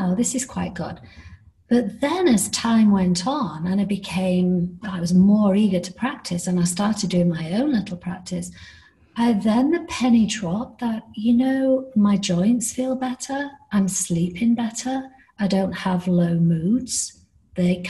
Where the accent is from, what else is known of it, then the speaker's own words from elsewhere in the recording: United Kingdom; accent: British; moved away; also born or lived in Miami, United States; I am British, as you can tell by my accent.